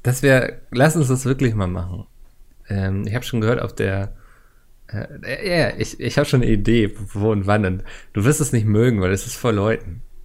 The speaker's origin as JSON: {"language": "German", "region": "Hamburg", "country": "Germany", "said": "als Hamburger"}